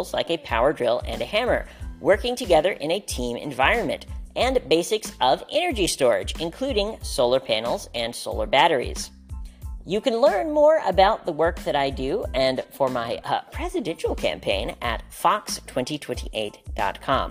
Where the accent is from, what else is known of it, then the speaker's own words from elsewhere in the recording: Hot Springs, Arkansas, United States; moved away; also born or lived in New York, New York; I recently moved back to my hometown of Hot Springs, Arkansas